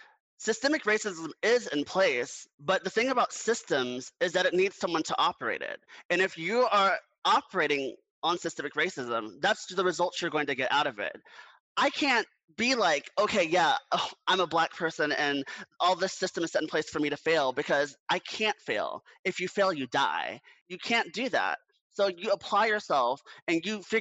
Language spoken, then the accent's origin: English; Orlando, Florida, United States; my hometown, I'm from Orlando, Florida